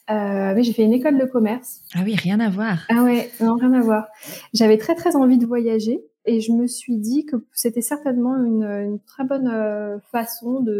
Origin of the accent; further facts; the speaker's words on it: eastern France, France; j'ai 32 euh, ans. Je suis euh, la maman d'une petite fille de 3 ans et demi. Je suis originaire de l'Est de la France, mais j'ai vécu un peu partout, partout en France, partout dans le monde.